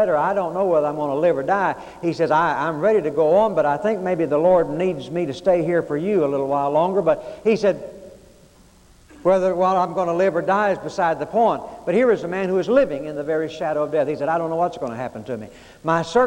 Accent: Arkansas, United States; I was growing up in Arkansas that in grade school

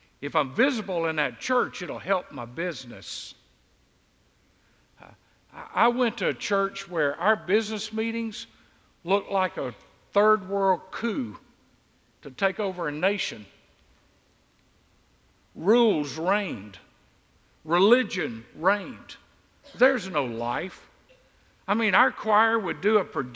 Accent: Deep South, United States; I grew up in the Deep South

